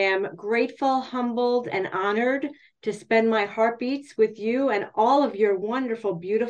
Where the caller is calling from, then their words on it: Hackettstown, New Jersey, United States; I am coming from Hackettstown, New Jersey, the home of the M&M.